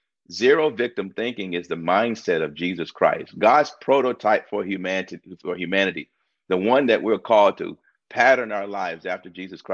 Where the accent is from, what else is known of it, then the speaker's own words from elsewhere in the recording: Tuscaloosa, Alabama, United States; I grew up in Tuscaloosa, Alabama. I remember in third grade when they integrated the school system